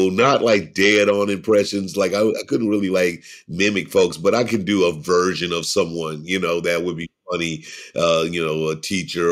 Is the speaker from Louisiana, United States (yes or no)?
no; St. Louis, Missouri, United States; also born or lived in Caruthersville, Missouri / Chicago, Illinois; once we moved from Caruthersville to St. Louis